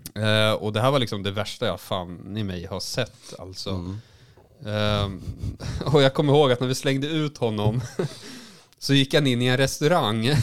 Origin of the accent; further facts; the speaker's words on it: Västervik, Kalmar County, Sweden; moved away; när jag var liten i Västervik